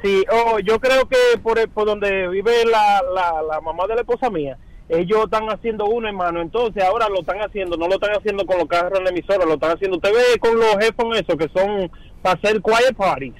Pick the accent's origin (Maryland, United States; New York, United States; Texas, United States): New York, United States; yo me crié aquí en Nueva York